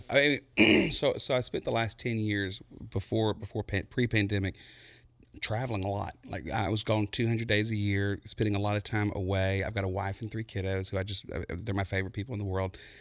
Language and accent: English; Buna, Texas, United States; moved away; I, I come from Buna, Texas